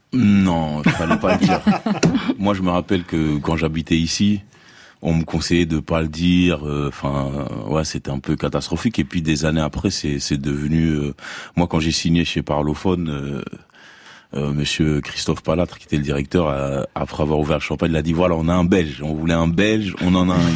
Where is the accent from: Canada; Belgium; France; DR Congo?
DR Congo; je suis congolais